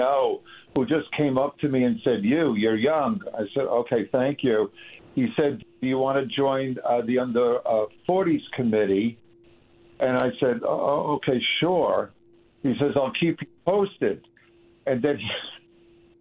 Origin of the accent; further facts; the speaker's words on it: Long Island, New York, United States; I'm from Long Island. My dad worked in New York, so this was my town